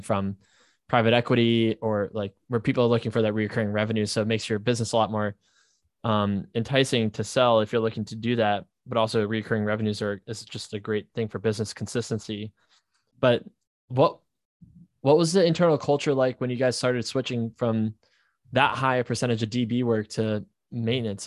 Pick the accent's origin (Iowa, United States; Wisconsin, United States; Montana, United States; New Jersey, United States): New Jersey, United States; I'm from New Jersey